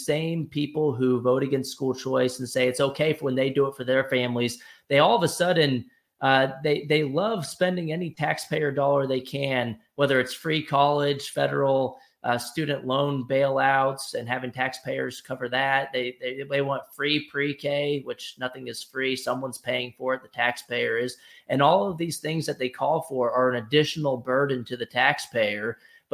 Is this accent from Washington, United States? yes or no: no; Texas, United States; In Texas, in my home state